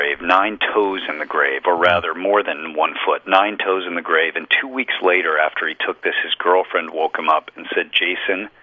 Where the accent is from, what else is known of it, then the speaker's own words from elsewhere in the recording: Colorado, United States; I grew up in Colorado, right next door